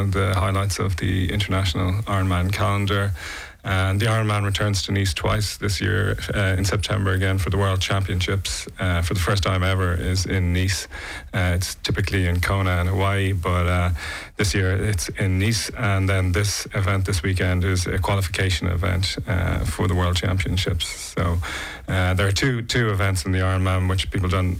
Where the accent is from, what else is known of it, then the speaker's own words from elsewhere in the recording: Dublin, Leinster, Ireland; moved away as an adult; now in Nice, France; I'm originally from Dublin, Ireland, and I moved to Nice 3 years ago